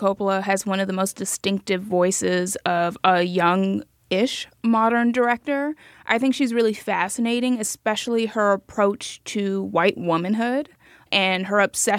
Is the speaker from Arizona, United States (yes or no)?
no; Miami, Florida, United States; I'm from Miami